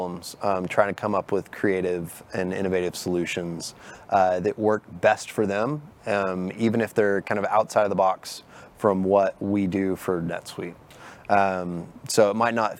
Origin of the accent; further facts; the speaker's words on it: Dallas, Texas, United States; I'm actually born and raised in Dallas. So I'm from here.